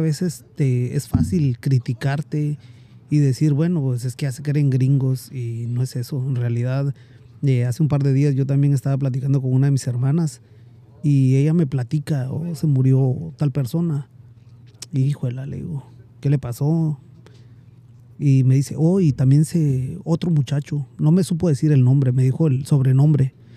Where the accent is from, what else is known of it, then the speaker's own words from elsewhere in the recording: Guatemala; now in United States; emigré de, de Guatemala para acá por ciertas razones